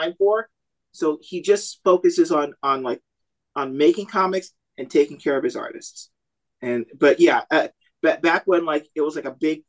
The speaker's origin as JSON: {"language": "English", "town": "Orlando", "region": "Florida", "country": "United States", "moved": "yes", "lives_now": "San Antonio, United States", "said": "No, I'm from Orlando."}